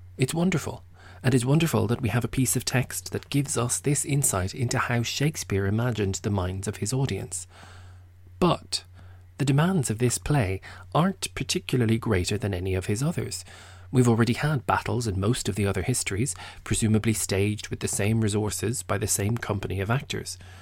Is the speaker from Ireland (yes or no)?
yes; Ireland; I'm Irish